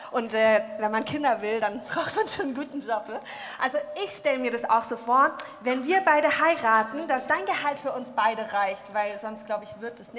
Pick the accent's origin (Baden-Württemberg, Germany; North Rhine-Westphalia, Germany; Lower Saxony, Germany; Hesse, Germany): Hesse, Germany; Kassel; Nee, um Gottes Willen. Ich komme aus Kassel, bin gerade zu Besuch bei meiner Schwester.